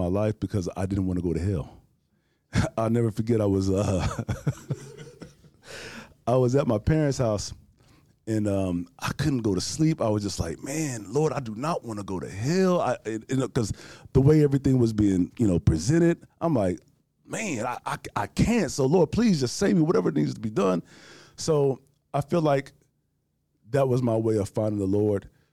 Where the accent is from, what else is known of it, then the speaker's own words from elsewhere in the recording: Houston, Texas, United States; I'm born and raised here from Houston, Texas